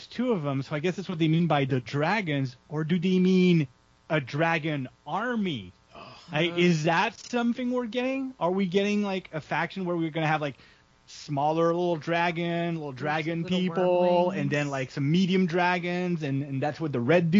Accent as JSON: {"language": "English", "country": "Canada", "said": "I'm Canadian"}